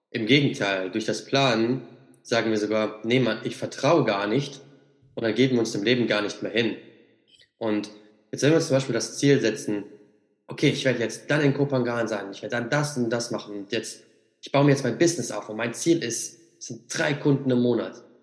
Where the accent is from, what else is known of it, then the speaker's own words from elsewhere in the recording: Siegen, North Rhine-Westphalia, Germany; Also ich bin jetzt gerade noch bis Ende Juni bin ich auf jeden Fall noch hier in Siegen, quasi mhm. in meiner Heimat.